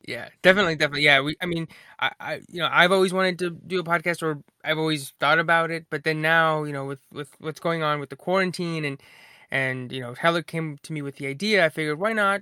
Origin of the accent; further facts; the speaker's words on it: Asheboro, North Carolina, United States; moved away as an adult; now in Raleigh, United States; we're, we're both from Ashboro, and, uh, yeah, uh, we graduated from high school in twenty eleven